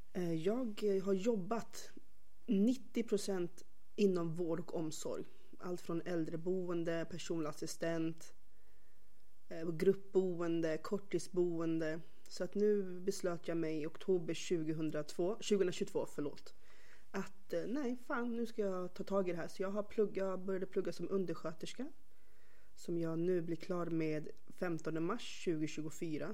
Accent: Stockholm, Stockholm County, Sweden; jag är uppväxt faktiskt på Röda linjen i Stockholm, i själva Skärholmen

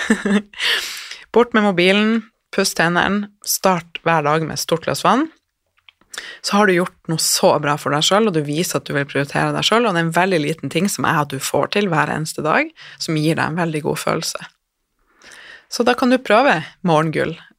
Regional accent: Northern Norway, Norway; Jeg er fra Nord-Norge

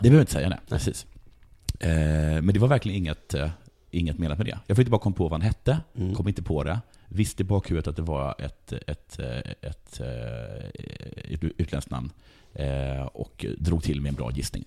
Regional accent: Sweden; jag är från Sverige

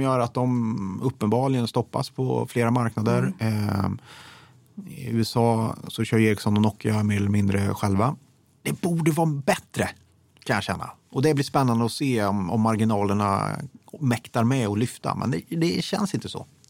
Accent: Degerfors, Örebro County, Sweden; moved away; jag är uppvuxen i Degerfors, eh, väldigt röd kommun.

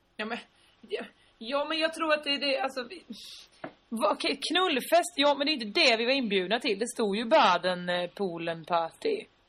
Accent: Sweden; jättegenerade svenskar

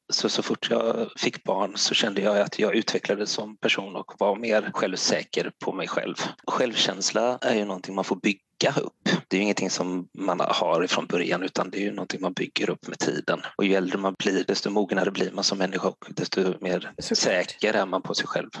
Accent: Gothenburg, Västra Götaland, Sweden; now in Blekinge, Sweden; eftersom jag är från Göteborg

